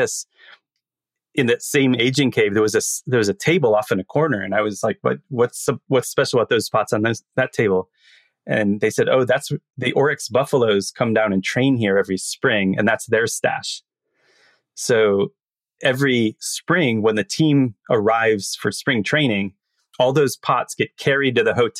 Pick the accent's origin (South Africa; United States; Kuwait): United States; as an American